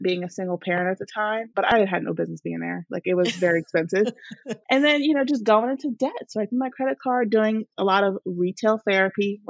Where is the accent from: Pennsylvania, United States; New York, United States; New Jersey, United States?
New Jersey, United States; I am from New Jersey, born and raised here